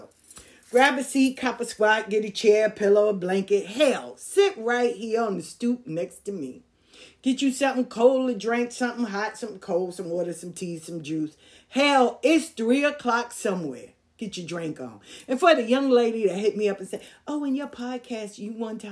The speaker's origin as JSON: {"language": "English", "town": "New York City", "region": "New York", "country": "United States", "tie": "born or raised there", "said": "Growing up in South Jamaica, Queens was a different kind of vibe"}